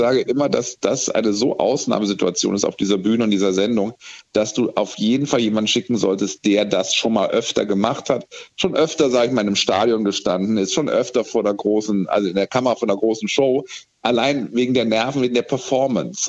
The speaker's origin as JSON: {"language": "German", "country": "Germany", "said": "Wir sind ja als Deutsche"}